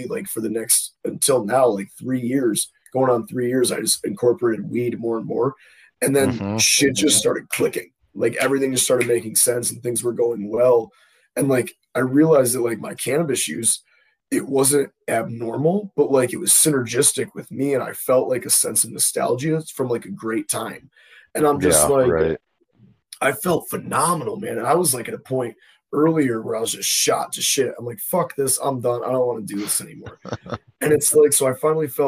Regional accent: Buffalo, New York, United States; I'm from Buffalo

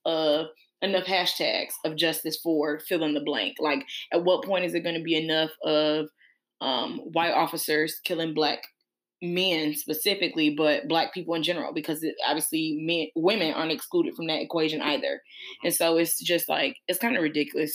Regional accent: United States; us as African-Americans

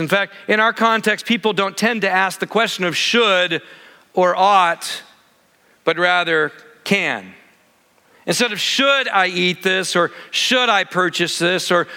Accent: Michigan, United States; I grew up in Michigan, lots of lakes everywhere

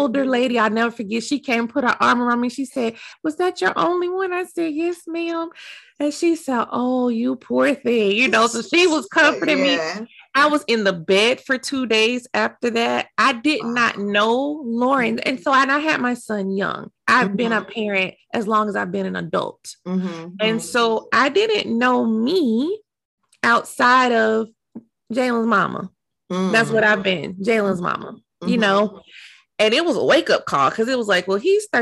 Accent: Dallas, Texas, United States; moved away; Dallas, which is my hometown. That's where I'm from

